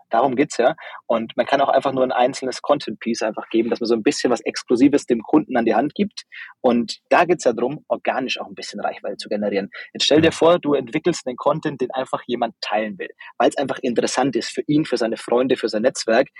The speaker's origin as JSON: {"language": "German", "area": "Upper Franconia", "region": "Bavaria", "country": "Germany", "tie": "born or raised there", "said": "bin eigentlich ein Dorfkind, also aus einem ganz kleinen, ähm, Ort aufgewachsen in Oberfranken"}